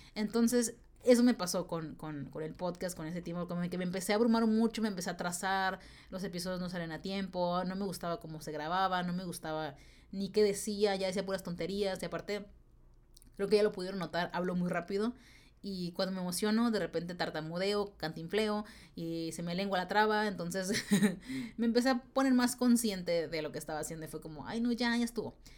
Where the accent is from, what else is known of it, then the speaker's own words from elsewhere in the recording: Tijuana, Baja California, Mexico; moved away; yo soy de Tijuana, de la ciudad de Tijuana, Baja California, México, que está pegada a San Diego